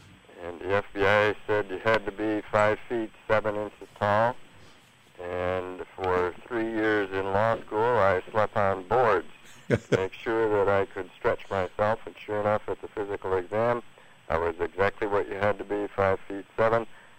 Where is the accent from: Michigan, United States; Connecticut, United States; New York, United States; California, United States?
Michigan, United States; Royal Oak; Royal Oak, Michigan.